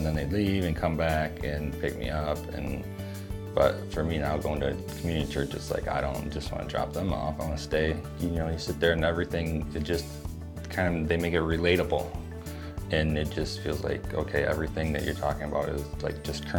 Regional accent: Elma, United States; I grew up in Elma

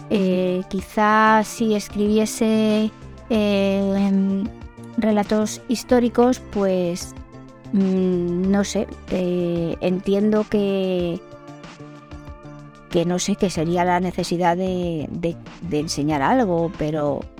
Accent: Madrid, Community of Madrid, Spain; soy española de Madrid, tengo 52 años y soy escritora cuando mi trabajo de contable me lo permite.

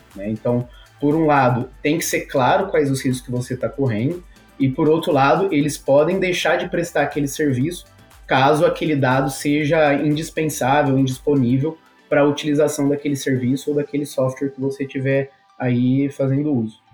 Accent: Brazil; nós somos brasileiros

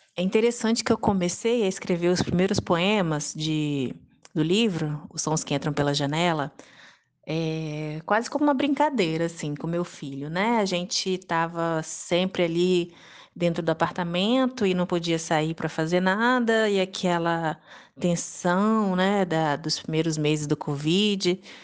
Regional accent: Serra, Espírito Santo, Brazil; also born or lived in Vitória, Brazil / France / Cachoeiro de Itapemirim, Brazil; uma praia aqui na, na cidade de Serra, no Espírito Santo também e que foi uma cidade onde e o bairro inclusive né é, onde eu cresci

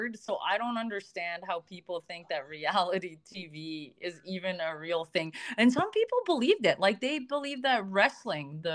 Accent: Canada; I'm Canadian.

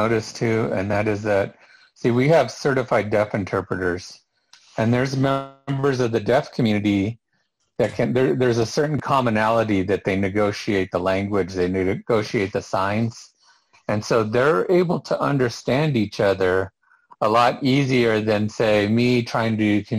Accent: Los Angeles, California, United States; Okay, when I came from Los Angeles. Yeah, when I came from Los Angeles, I couldn't figure out what was going on over here

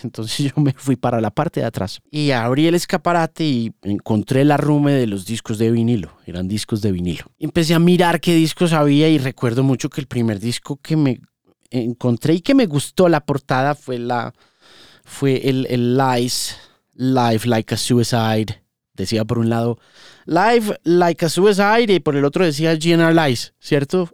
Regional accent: Manizales, Caldas, Colombia; born or raised there

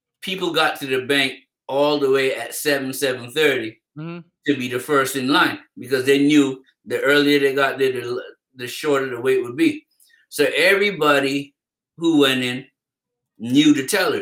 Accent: Barbados; growing up in Barbados

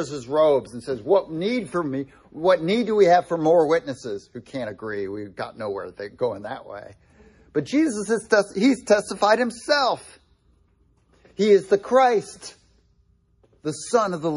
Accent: United States; especially as Americans

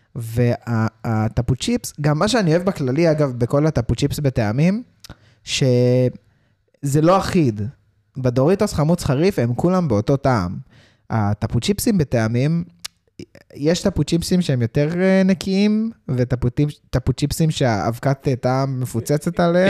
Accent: South Africa; now in Israel; כשהייתי ילד גדלתי בדרום אפריקה

